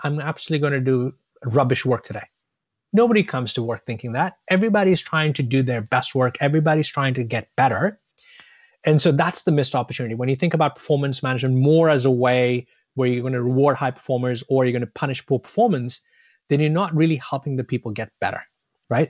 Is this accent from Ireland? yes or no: no; India; also born or lived in Boston, United States; I was born in Boston, but my family moved back to India when I was about a year old. Um, so as a ten-year-old, I was a kid growing up in India